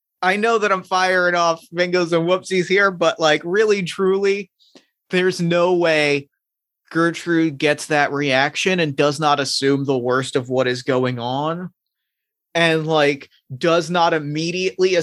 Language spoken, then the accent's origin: English; United States; also born or lived in New Jersey / Philadelphia, Pennsylvania; Growing up in New Jersey and Philadelphia